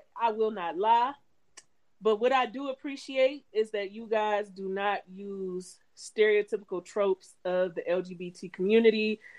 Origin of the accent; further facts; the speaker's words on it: Cleveland, Ohio, United States; So, first off, to people who are not from Cleveland, when people ask you where you're from, no, I'm from Cleveland, because people tend to not know the suburbs, right?